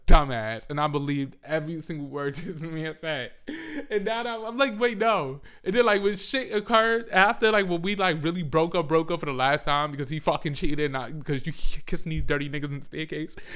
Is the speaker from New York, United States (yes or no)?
yes; New York, United States; I'm from New York